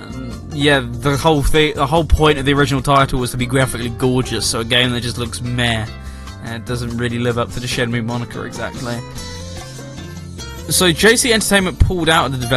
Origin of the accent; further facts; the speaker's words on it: United Kingdom; I am British